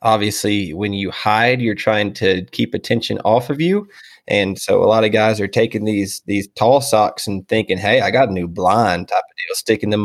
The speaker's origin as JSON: {"language": "English", "town": "Houston", "region": "Texas", "country": "United States", "moved": "as an adult", "lives_now": "Lubbock, United States", "said": "I'm from Houston, Texas originally. I live in Lubbock, Texas now. I moved up here in, I guess it was 2014 to go to school"}